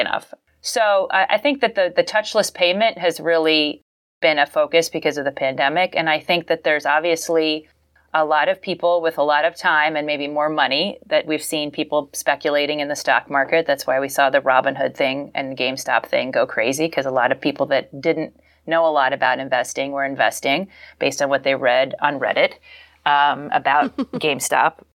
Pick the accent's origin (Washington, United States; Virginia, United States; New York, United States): Virginia, United States; Falls Church; I am from Falls Church, Virginia, Northern Virginia, the D C suburbs